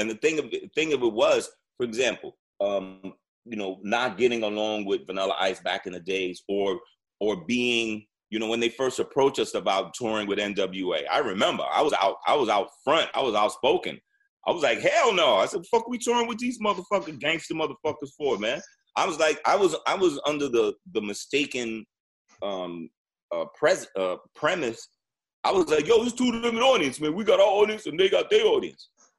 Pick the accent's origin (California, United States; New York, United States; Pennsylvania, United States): New York, United States; but I'm from New York. But I'm from New York, so yeah.